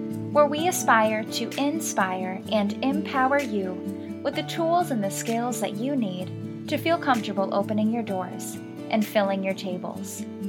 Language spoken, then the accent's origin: English; Connecticut, United States; So, like I said … I was born and raised in Connecticut. My family moved a lot.